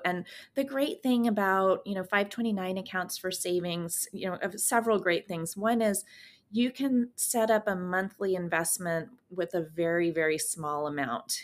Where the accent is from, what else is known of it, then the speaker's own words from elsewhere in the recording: San Francisco Bay Area, California, United States; also born or lived in Germany; now in Portland, United States; I grew up in California in the, um, in the San Francisco Bay Area, and I live in Portland, Oregon now